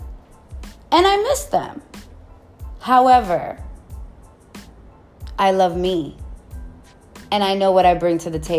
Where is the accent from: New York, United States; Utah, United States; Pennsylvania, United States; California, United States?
New York, United States; I'm just a New Yorker